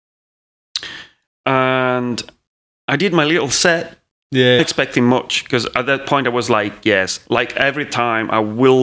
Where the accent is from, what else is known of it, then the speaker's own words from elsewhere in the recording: Italy; English is a second language; moved away as an adult; now in Manchester, United Kingdom; at that time I didn't speak English as much as I'm doing it now. So I was like, in the most macaroni English you can imagine.